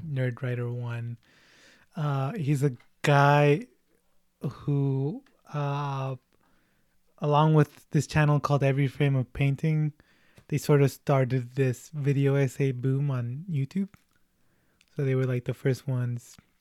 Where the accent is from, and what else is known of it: United States